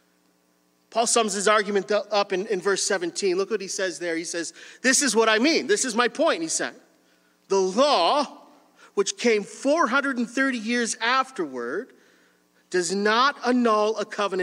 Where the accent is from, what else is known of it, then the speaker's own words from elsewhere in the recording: Windsor, Ontario, Canada; I grew up in Windsor, and Windsor is a union city.